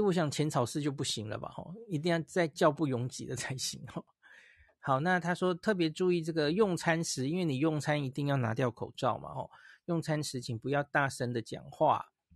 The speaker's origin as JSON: {"language": "Chinese", "country": "Taiwan", "said": "我从台湾就带了一些，这些感冒药去了哈"}